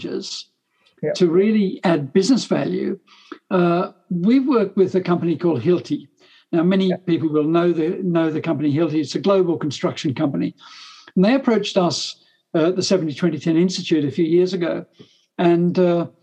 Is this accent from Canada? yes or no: no; Australia; now in England; I'm an Australian originally